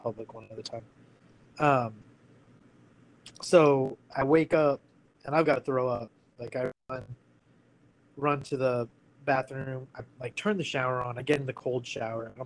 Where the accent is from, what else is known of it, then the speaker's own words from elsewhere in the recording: United States; moved away as an adult; also born or lived in California / Washington; I grew up in California and Washington